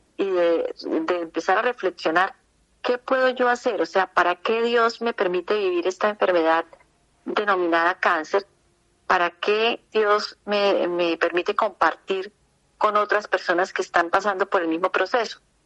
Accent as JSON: {"language": "Spanish", "town": "Bucaramanga", "region": "Santander", "country": "Colombia", "tie": "born or raised there", "said": "yo nací en Bucaramanga"}